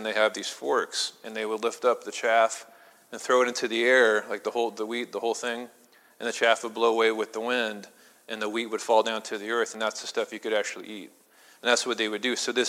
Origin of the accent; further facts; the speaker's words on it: Midwest, United States; I mean, I'm from the Midwest, so, you know, corn needs a lot of sun.